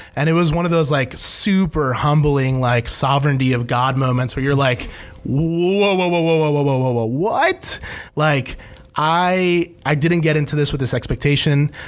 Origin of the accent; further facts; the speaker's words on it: Ecuador; now in United States; I'm an immigrant. I was born in Ecuador